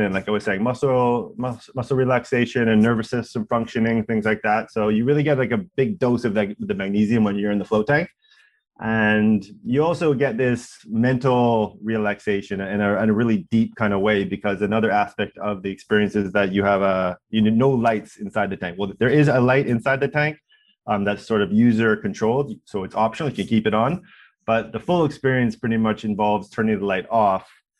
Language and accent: English; Vancouver, British Columbia, Canada; now in Toronto, Canada; We came here from Vancouver to do it. That was sort of part of our origin story.